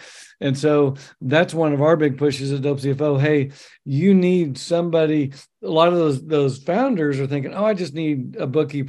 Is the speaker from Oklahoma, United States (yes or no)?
yes; Oklahoma, United States; moved away; I grew up in Oklahoma, very, very red state.